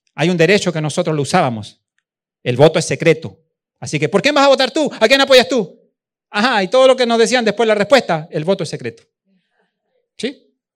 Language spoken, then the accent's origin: Spanish; Chile; moved away; also born or lived in Venezuela; allá en Chile, en mi país